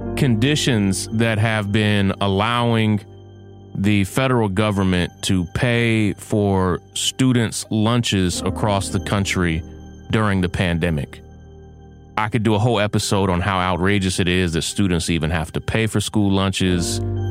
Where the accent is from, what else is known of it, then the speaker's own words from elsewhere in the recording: Kentucky, United States; Mitch McConnell, lifelong Republican from my home state of Kentucky